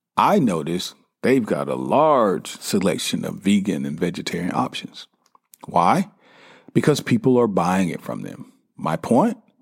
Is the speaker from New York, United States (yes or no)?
no; South Carolina, United States; I grew up in South Carolina